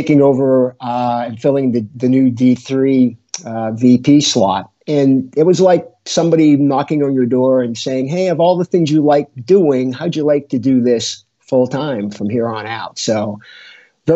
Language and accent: English; Biddeford, Maine, United States; moved away; I grew up in Biddeford, Maine, which is southern Maine, about 90 miles north of Boston.